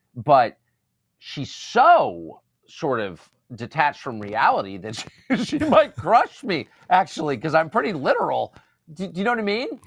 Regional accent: United States; as an American

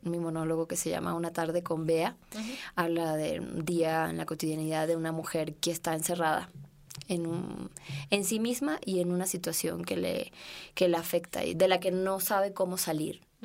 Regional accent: Venezuela; now in Mexico; yo como venezolana

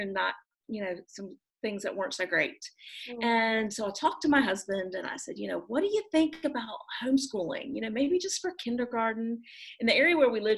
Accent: Raleigh, North Carolina area, United States; moved away as an adult; now in Düsseldorf, Germany; I'm from the Raleigh, North Carolina area, actually a really small suburb right outside of Raleigh, but that's where I was born and raised. So I'm a Southern girl, through and through.

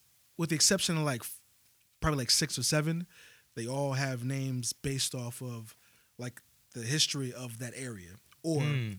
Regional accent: Virginia, United States; I'm from Virginia.

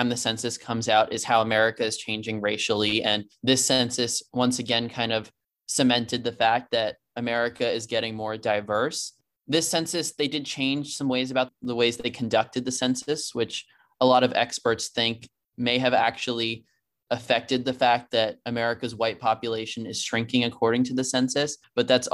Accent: Georgia, United States; my home state of Georgia

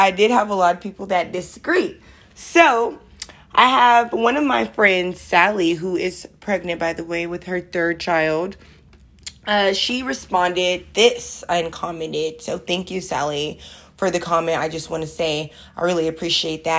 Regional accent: Oakland, California, United States; I'm from the East Oakland

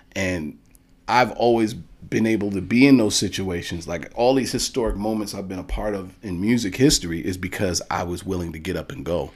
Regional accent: New York City, New York, United States; all the way from Bronx, New York

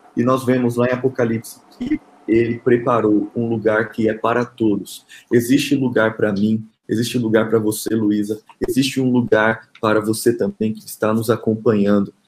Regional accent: Rondonópolis, Mato Grosso, Brazil; now in Brasília, Brazil; eu sou Mato Grossense, nasci em Rondonópolis, meus pais moram no Mato Grosso

